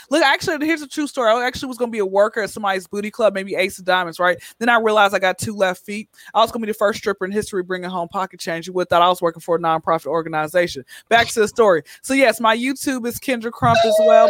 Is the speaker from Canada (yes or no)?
no; Atlanta, Georgia, United States; now in Los Angeles, United States; born and raised in Atlanta